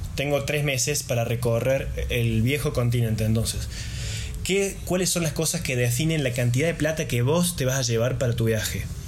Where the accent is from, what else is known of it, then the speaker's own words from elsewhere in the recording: Argentina; los argentinos tenemos esta imposición del 30% en cada gasto